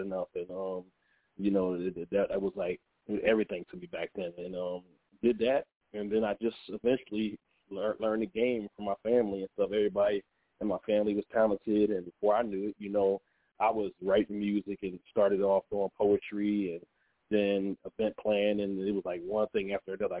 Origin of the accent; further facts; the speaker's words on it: Philadelphia, Pennsylvania, United States; I was born in Philadelphia, Pennsylvania, and I lived out there